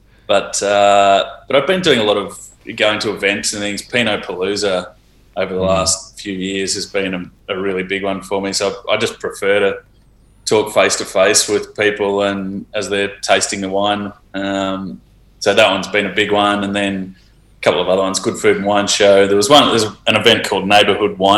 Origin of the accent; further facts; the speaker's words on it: Healesville, Victoria, Australia; I grew up in Hillsville, so that obviously, and my first sort of work in wine was when I was in high school